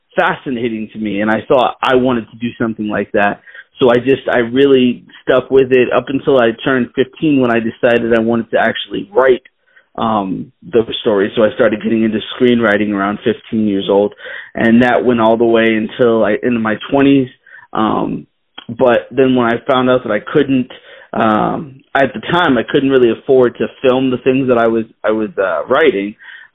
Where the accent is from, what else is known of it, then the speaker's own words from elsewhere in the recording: Boston, Massachusetts, United States; I grew up in Boston, Massachusetts, was pretty much there most of my life.